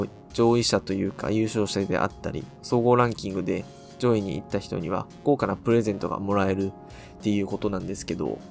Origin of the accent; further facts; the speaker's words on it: Okayama, Japan; 俺らの出身地は岡山なんですよ。